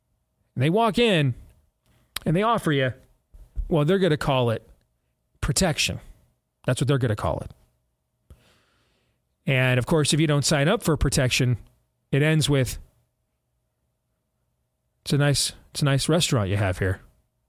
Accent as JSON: {"language": "English", "region": "Iowa", "country": "United States", "tie": "born or raised there", "said": "I grew up in Iowa on my family's farm."}